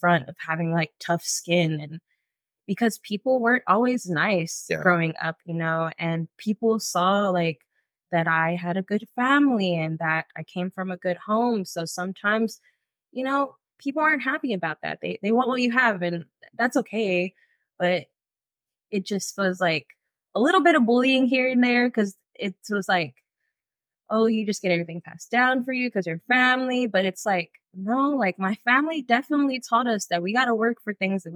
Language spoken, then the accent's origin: English; Austin, Texas, United States; growing up in the east side was really nice just because I have, like, all my family members on one street